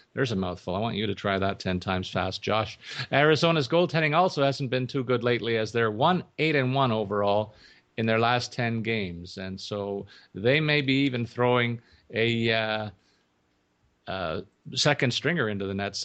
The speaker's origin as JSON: {"language": "English", "town": "Toronto", "region": "Ontario", "country": "Canada", "tie": "born or raised there", "said": "my hometown Maple Leafs"}